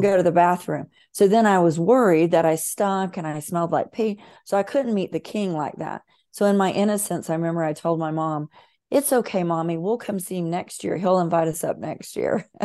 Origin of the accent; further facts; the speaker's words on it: Bible Belt of America, the South, United States; I was raised in the Bible Belt of America, very Southern, very fundamentalist